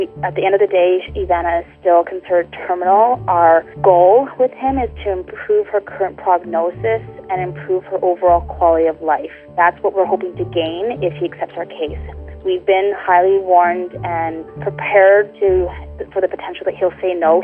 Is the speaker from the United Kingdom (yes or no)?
no; Canada; We're from Canada